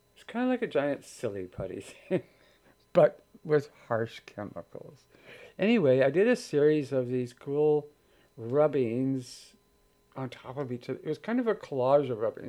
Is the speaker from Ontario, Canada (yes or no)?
no; Victoria, British Columbia, Canada; moved away; growing up in Victoria